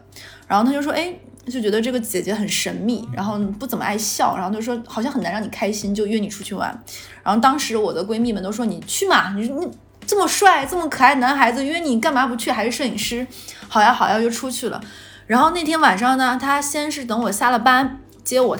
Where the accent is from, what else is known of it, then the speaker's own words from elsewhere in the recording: Xinjiang, China; 巧了，我们新疆人也爱吃烧烤。